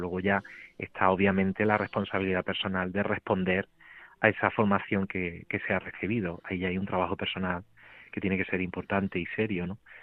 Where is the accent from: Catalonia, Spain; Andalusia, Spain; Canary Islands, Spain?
Andalusia, Spain; Aguilar de la Frontera; del pueblo donde yo me crié, de donde soy, de Aguilar de la Frontera